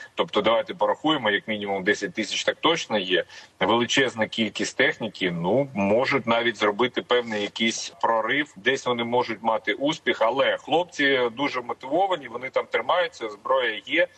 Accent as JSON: {"language": "Ukrainian", "region": "Donetsk Oblast", "country": "Ukraine", "said": "я з Донеччини"}